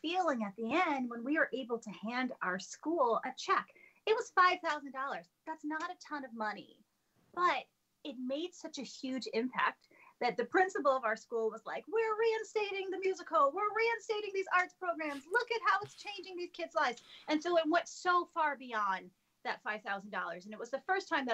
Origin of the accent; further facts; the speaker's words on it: Lansing, Michigan, United States; I grew up in Lansing, Michigan, the capital. We Michiganders